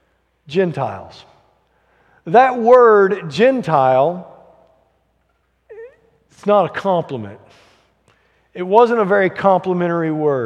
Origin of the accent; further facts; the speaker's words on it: Alabama, United States; I grew up in Alabama in the 80s